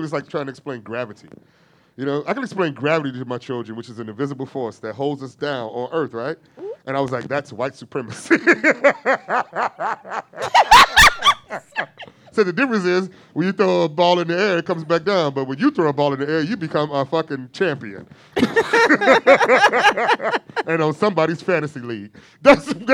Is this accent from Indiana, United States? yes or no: yes; Gary, Indiana, United States; I grew up in Gary, Indiana